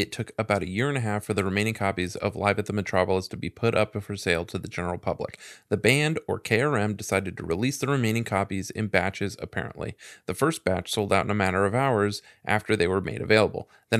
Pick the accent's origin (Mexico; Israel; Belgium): Mexico; moved away; I used to live in my hometown in Mexico back then.